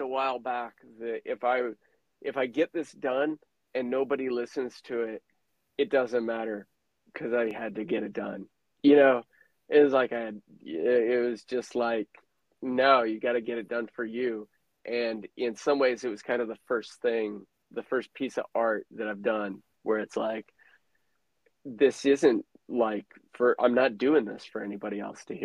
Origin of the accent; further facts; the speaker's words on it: Midwest, United States; I grew up in the Midwest